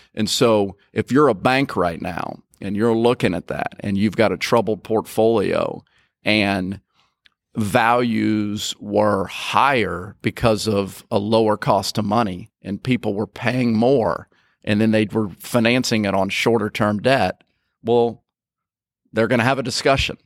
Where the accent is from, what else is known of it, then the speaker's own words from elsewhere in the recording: Nicholasville, Kentucky, United States; moved away as an adult; also born or lived in Mississippi; now in Jackson, United States; I grew up in Kentucky, Nicholasville, Kentucky, just outside of Lexington.